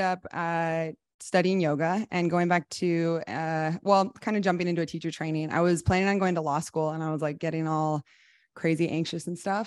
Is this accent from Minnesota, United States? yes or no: no; Iowa City, Iowa, United States; moved away as an adult; also born or lived in Oklahoma / Japan; I am from Iowa City, Iowa. I grew up in the Midwest